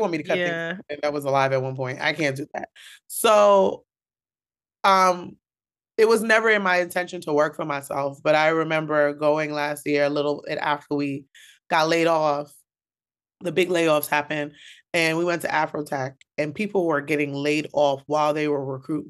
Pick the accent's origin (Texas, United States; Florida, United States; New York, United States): New York, United States; Bronx; I am a New York native, born and bred in the Bronx. Yes. I am first generation West Indian. My family came from Antigua.